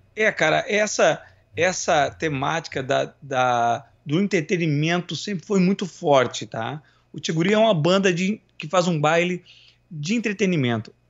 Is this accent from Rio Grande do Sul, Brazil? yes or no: yes; São Leopoldo, Rio Grande do Sul, Brazil; accent: Greater Porto Alegre; E eu e meus irmãos, nós fomos criados na Grande Porto, na Grande Porto Alegre. Nós somos de São Leopoldo.